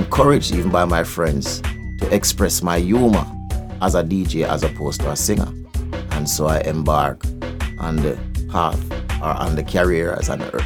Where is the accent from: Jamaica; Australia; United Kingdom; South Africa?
Jamaica; Spanish Town, Saint Catherine Parish; I'm from St. John's Road